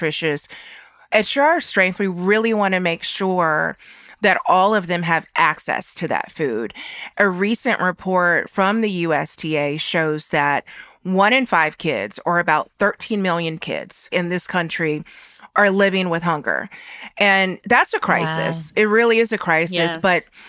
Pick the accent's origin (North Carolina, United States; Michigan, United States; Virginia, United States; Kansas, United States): North Carolina, United States; I grew up in North Carolina to parents from rural areas